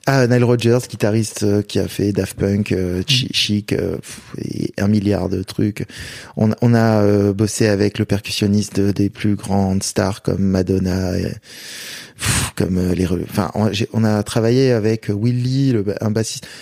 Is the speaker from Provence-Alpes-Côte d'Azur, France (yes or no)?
yes; Marseille, Provence-Alpes-Côte d'Azur, France; je viens de Marseille